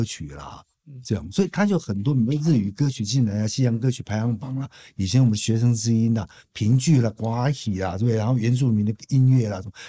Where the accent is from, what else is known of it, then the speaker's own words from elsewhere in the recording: Taipei, Taiwan; also born or lived in Yilan / Kaohsiung / Taichung; 所以我在台北出生。三岁我们搬到宜兰去，然后五岁半的时候搬回台北。